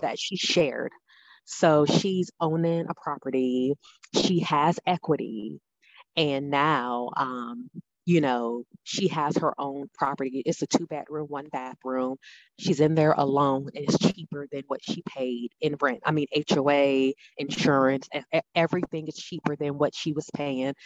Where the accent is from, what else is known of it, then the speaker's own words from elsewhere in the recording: New Orleans, Louisiana, United States; moved away as an adult; now in Nashville, United States; I'm originally from New Orleans, Louisiana. Um, I've been in Nashville almost four years now